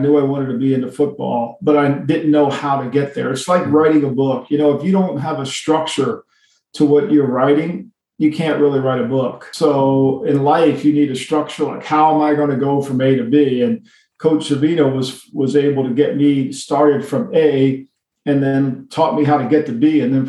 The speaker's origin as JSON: {"language": "English", "town": "Ocean City", "region": "New Jersey", "country": "United States", "tie": "born or raised there", "said": "he was my neighbor here in Ocean City as when I was a little kid."}